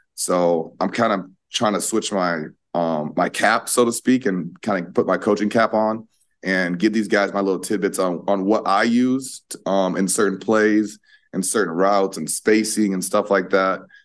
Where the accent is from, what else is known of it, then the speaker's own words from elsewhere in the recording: Iowa, United States; moved away as an adult; now in New York City, United States; represent my hometown, represent Iowa as, as a state